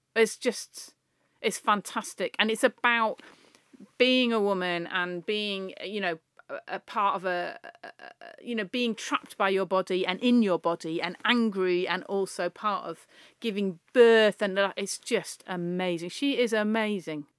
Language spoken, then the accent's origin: English; the Northwest, North West England, United Kingdom; we're both from the Northwest.